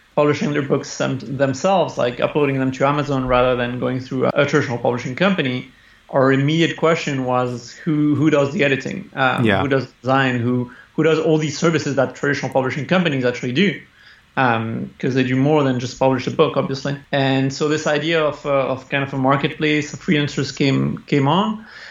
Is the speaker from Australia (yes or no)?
no; Spain; I was born in Spain from a French father and an Italian mother.